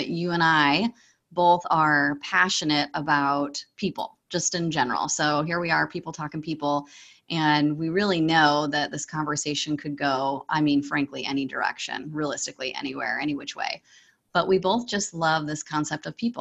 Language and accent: English; Pacific Northwest, United States; I'm from the Pacific Northwest